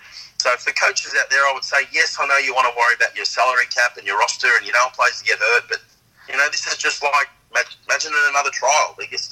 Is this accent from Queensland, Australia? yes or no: no; Sydney, New South Wales, Australia; I'm a Koori from La Perouse